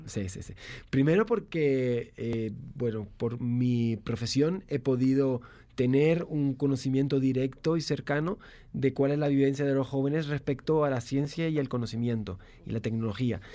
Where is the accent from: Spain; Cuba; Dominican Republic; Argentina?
Spain; yo soy español